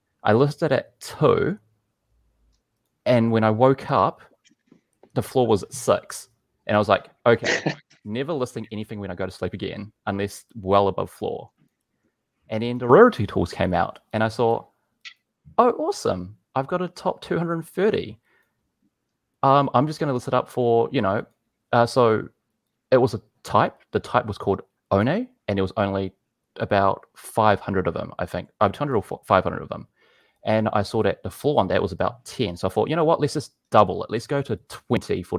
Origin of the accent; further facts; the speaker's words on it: New Zealand; I'm from New Zealand